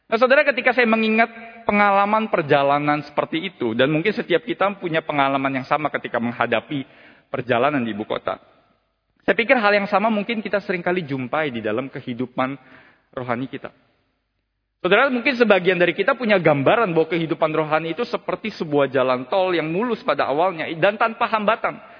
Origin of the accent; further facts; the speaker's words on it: Jakarta, Indonesia; sebagai seseorang yang lahir dan besar di kota Jakarta, Salah satu pengalaman berkesan di Jakarta yang tidak pernah mungkin saya temui di kota-kota lain